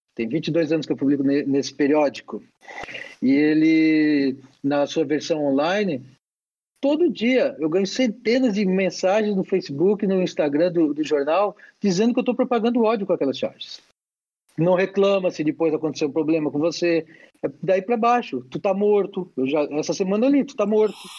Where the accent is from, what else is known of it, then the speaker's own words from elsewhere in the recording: Brazil; eu sou brasileiro